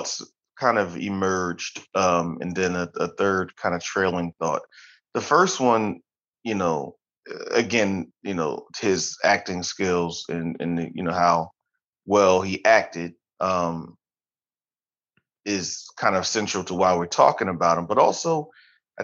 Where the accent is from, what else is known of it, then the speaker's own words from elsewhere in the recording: Philadelphia, Pennsylvania, United States; growing up in Philadelphia